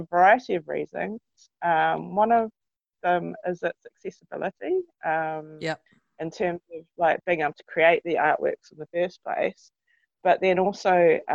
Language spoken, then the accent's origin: English; North Canterbury, New Zealand; I grew up in North Canterbury in the 80s, and 70s and 80s.